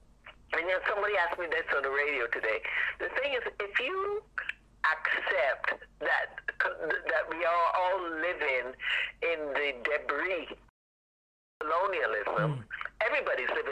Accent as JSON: {"language": "English", "country": "Barbados", "moved": "yes", "said": "I am from Barbados originally"}